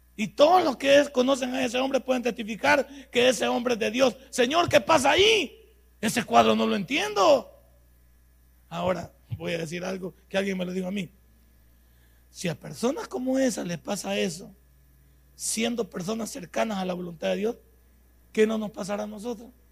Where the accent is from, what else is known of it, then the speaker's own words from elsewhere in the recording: El Salvador; somos los salvadoreños